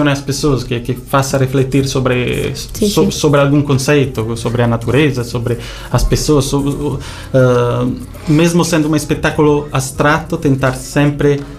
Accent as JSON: {"language": "Portuguese", "country": "Italy", "said": "Mesmo eu sendo italiano, eu manifesto aqui orgulho português."}